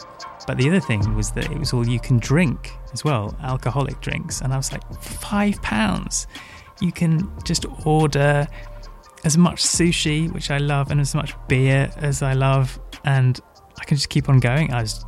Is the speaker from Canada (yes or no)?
no; Hong Kong; now in United Kingdom; So I grew up in Hong Kong in the 90s. When I moved back to the UK, one of my best friends, Matt, was really intrigued about my upbringing.